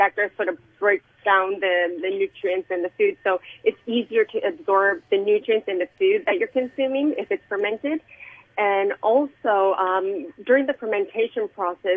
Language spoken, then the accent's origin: English; Japan; now in Hong Kong; where I grew up in Japan and fermented food was like a norm